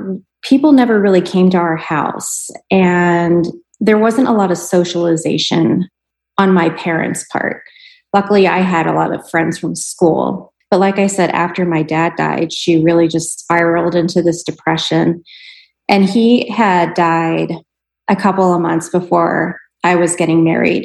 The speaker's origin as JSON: {"language": "English", "town": "Pittsburgh", "region": "Pennsylvania", "country": "United States", "tie": "born or raised there", "moved": "as an adult", "lives_now": "Tucson, United States", "said": "I am originally from Pittsburgh and I lived there for 29 years"}